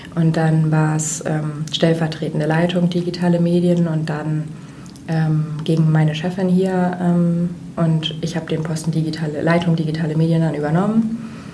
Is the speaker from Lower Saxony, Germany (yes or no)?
yes; Jever, Lower Saxony, Germany; moved away as an adult; also born or lived in Kiel / Barcelona; now in Hamburg, Germany; geboren in Kiel an der Ostsee, ähm, aufgewachsen in Friesland bei Jever da wo das Bier herkommt.